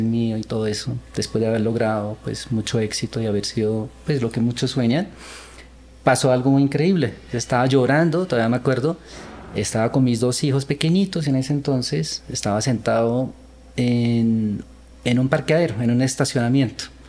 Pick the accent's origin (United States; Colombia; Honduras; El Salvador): Colombia; also born or lived in Seoul, South Korea; Nací en Corea, pero viví, eh, vine cuando era niño a Colombia a, a vivir la cultura latina. Y bueno, así crecí